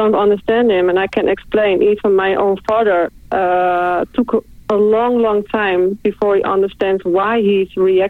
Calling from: Netherlands; I'm calling from the Netherlands.

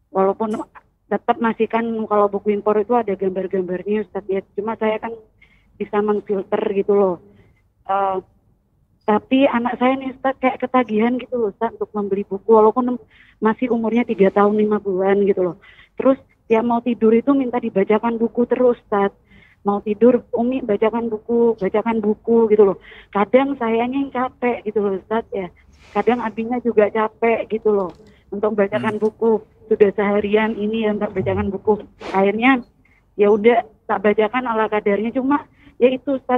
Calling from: Bondowoso, East Java, Indonesia; Saya dari … dari Bondowoso.

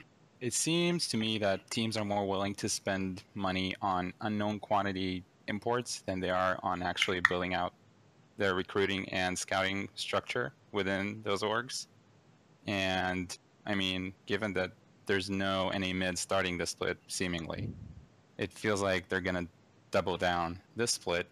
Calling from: Redmond, Washington, United States; calling from Redmond, Washington.

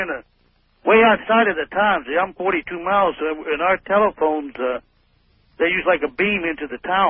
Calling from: Kodiak, Alaska, United States; I'm calling … from Kodiak, Alaska.

